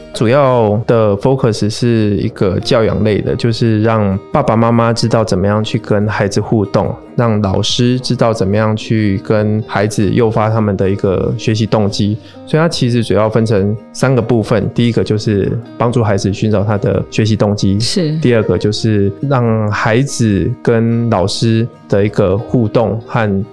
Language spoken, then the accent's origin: Chinese; Pingtung County, Taiwan; moved away; 我是在屏东乡下长大的一个孩子